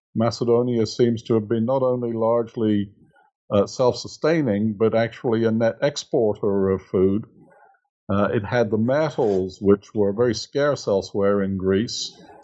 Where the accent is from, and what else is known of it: England, United Kingdom; moved away as an adult; now in United States